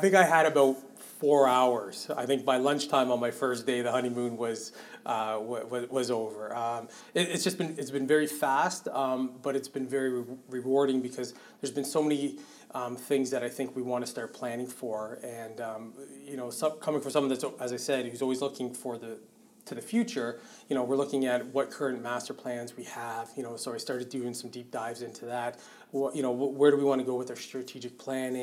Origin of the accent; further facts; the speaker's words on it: Richmond Hill, Ontario, Canada; also born or lived in Barrie, Ontario; now in Sarnia, Canada; born and raised in Richmond Hill, Ontario.